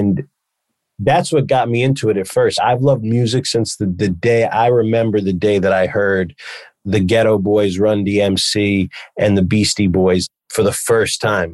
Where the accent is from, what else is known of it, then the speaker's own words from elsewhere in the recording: New York City, New York, United States; also born or lived in the Hamptons; I moved from New York City to the Hamptons, was in my junior year of high school